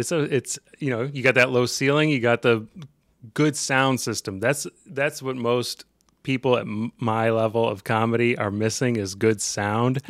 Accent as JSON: {"language": "English", "region": "Ohio", "country": "United States", "also_born_or_lived": "Portland / Seattle", "moved": "as an adult", "said": "I'm from Ohio"}